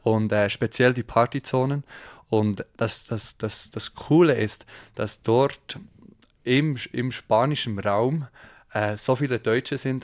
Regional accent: Thun, Bern, Switzerland; aus der Schweiz, man hört es vielleicht. Ähm, ja, ich wohne, ich wohne im, äh, oder aufgewachsen im Berner Oberland, in Thun

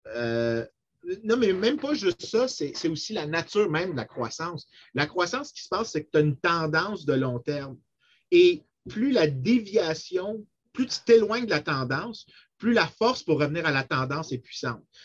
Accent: Saint-Lambert, Quebec, Canada; je viens de Saint-Lambert

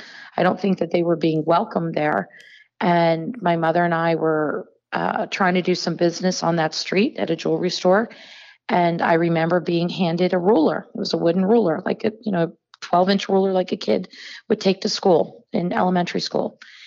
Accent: North Carolina, United States; I grew up in the South, and you probably don't know this about me, but you know, growing up in North Carolina in a very small town

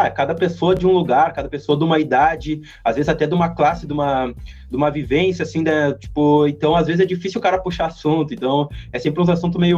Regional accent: Santos, São Paulo, Brazil; eu sou do Santos, tá ligado?

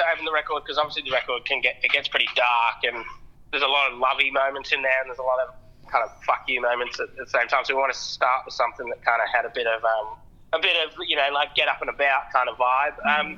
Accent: England, United Kingdom; also born or lived in Adelaide, Australia / Sydney, Australia; now in Australia; I moved from England

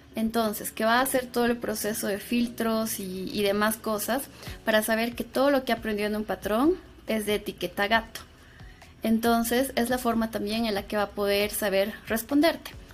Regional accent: Sucre, Chuquisaca, Bolivia; moved away as an adult; also born or lived in Cochabamba, Bolivia; yo soy de Sucre, Bolivia

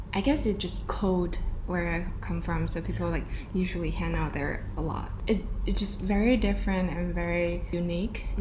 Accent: Dalian, Liaoning, China; moved away as an adult; also born or lived in Shanghai / New York City / Florida; now in Singapore; I was born and raised in China from this um, like a small coastal city called Dalian in northeastern part of China.

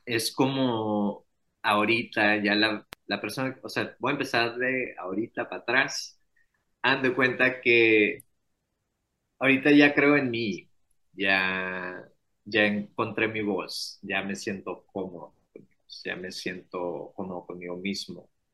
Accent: Hermosillo, Sonora, Mexico; yo tengo 29 años y soy de Hermosillo, Sonora

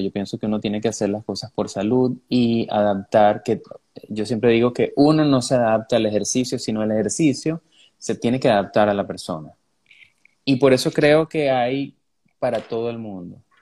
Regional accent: Venezuela; los venezolanos

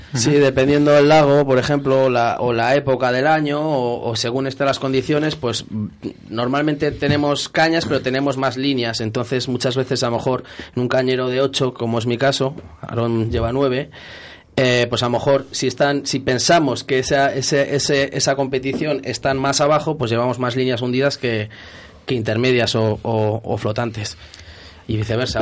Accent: Valladolid, Castile and León, Spain; soy de Valladolid, aunque mi familia entera es de, es palentina

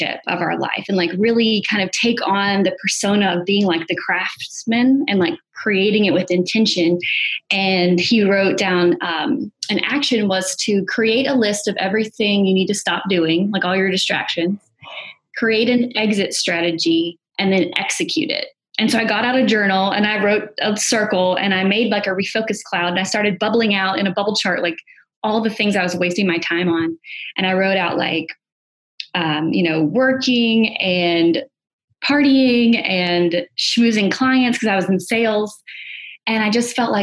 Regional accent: Alabama, United States; moved away; also born or lived in New York; I'm originally from Alabama, and I moved up to New York

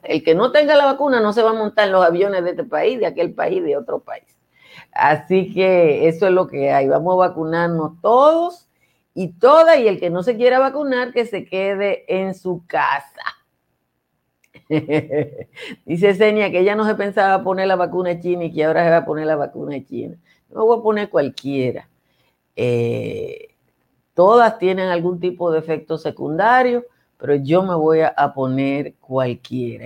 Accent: Nizao, Peravia, Dominican Republic; Eso es mi pueblo, Nizao.

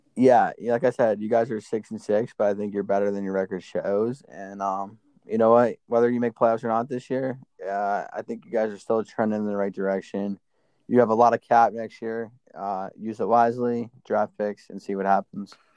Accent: Westchester, New York, United States; I'm from Westchester, so I, I that's a close school to me. Um, it's like 20 minutes from my house

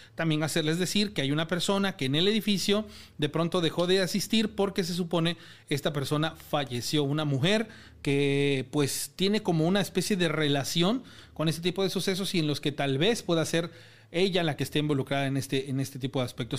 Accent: Mexico; como mexicano

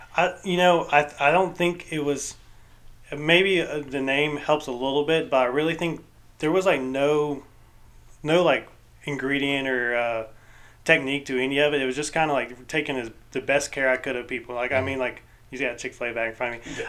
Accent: Fayetteville, Georgia, United States; I grew up in Fayetteville

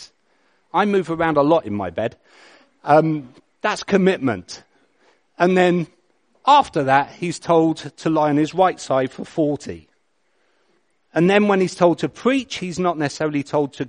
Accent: England, United Kingdom; I'm English

